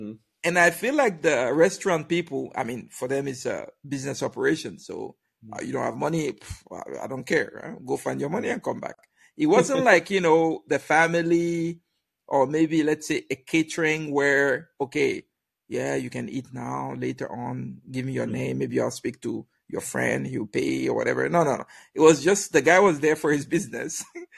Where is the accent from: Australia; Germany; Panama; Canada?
Germany; Me and my friend that we came from Germany.